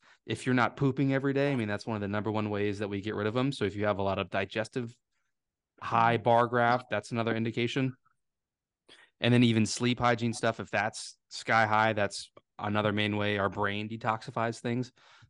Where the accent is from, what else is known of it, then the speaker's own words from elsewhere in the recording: Virginia, United States; accent: Southern Virginia; There's my Southern Virginia accent coming out.